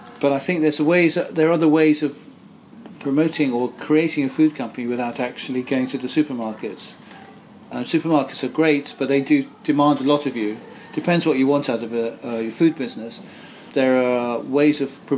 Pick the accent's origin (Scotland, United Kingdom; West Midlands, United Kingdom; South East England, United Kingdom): South East England, United Kingdom; Guildford; now in West Kent, United Kingdom; I was brought up in Guildford, and now I live in West